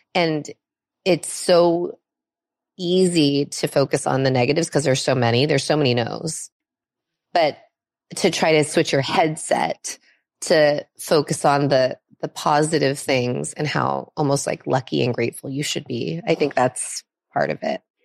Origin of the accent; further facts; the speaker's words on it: Los Angeles, California, United States; also born or lived in Minnesota; I was born actually in Minnesota. Um, so not on the West Coast, um, but we, we came to California really early in my childhood, and I've been here since I was six. Um, and I've lived on the west side of L